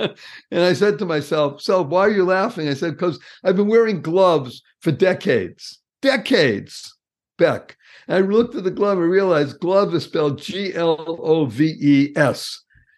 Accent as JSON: {"language": "English", "region": "New England", "country": "United States", "said": "Yes, I come from New England."}